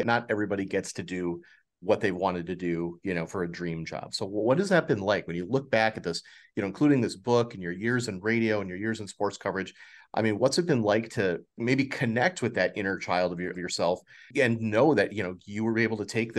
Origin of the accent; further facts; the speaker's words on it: Milwaukee, Wisconsin, United States; I grew up in Milwaukee. So for me, it's Bob Uecker.